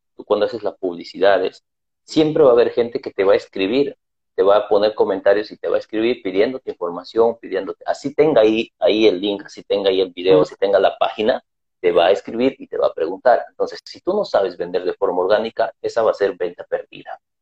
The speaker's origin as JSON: {"language": "Spanish", "region": "Lima", "country": "Peru", "said": "yo soy de Perú, Lima, Perú también"}